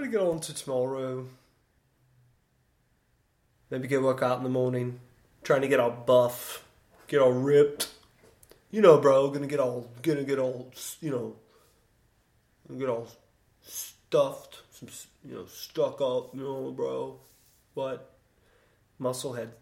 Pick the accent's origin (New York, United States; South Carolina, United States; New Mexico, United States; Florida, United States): Florida, United States; Sarasota; I grew up in Sarasota